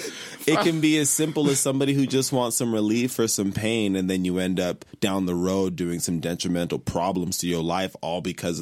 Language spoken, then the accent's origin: English; Nigeria; We give out titles. We're Nigerian.